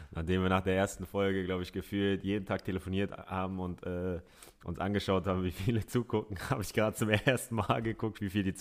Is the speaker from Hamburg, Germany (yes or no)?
yes; Hamburg, Germany; ich bin äh, in Hamburg geboren, im Barmbek aufgewachsen. Das ist ein Stadtteil, der ist sehr multikulti